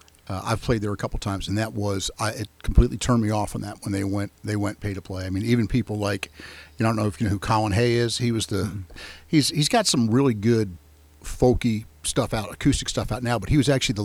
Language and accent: English; New Jersey, United States; born there; moved away as an adult; also born or lived in Tennessee / Florida; But I was born up in the Northeast. I was actually born in New Jersey. Okay. I moved to Tennessee to go to school.